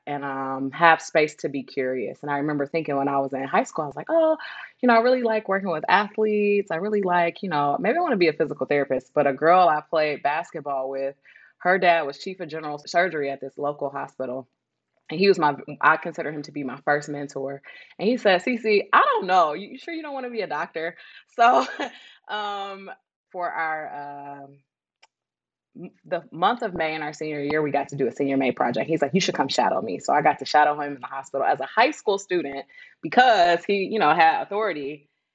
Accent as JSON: {"language": "English", "town": "Detroit", "region": "Michigan", "country": "United States", "tie": "born or raised there", "said": "I was born and raised in Detroit, Michigan. Best city in the world"}